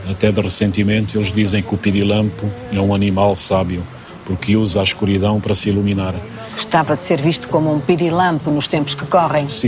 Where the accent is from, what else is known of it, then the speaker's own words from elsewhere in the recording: Central Plateau, Angola; now in Portugal; Vim de Angola, do Grande Planalto Central angolano, eh, da luz, da intensidade da, da terra.